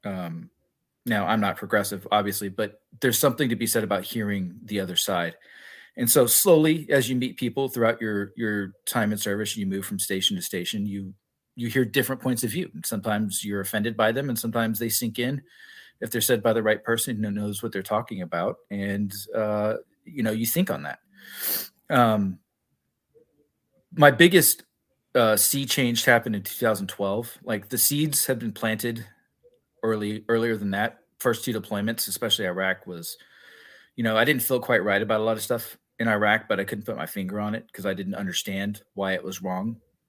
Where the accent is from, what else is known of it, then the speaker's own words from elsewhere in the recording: Corpus Christi, Texas, United States; moved away as an adult; I was born in Corpus Christi, Texas, born and raised for 18 years.